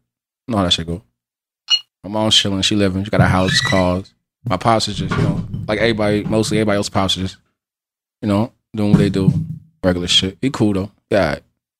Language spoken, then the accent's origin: English; Allentown, Pennsylvania, United States; I'm from Allentown, Pennsylvania.